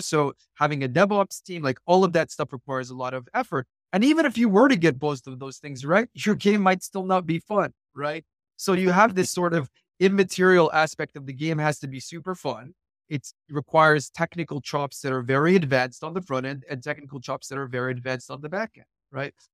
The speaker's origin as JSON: {"language": "English", "country": "Morocco", "also_born_or_lived": "east coast of the United States", "moved": "yes", "lives_now": "United States", "said": "I'm actually originally from Morocco, but I live on the east coast of the United States"}